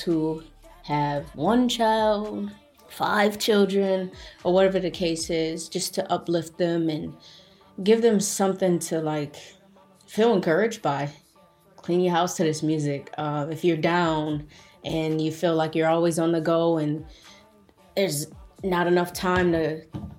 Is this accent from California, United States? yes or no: no; Buffalo, New York, United States; I'm from Buffalo, New York, upstate New York